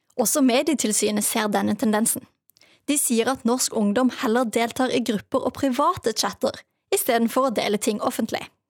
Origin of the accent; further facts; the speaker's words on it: Trøndelag, Norway; accent: Trøndersk; vi som er i Trøndelag, snakker trøndersk på så mange forskjellige måter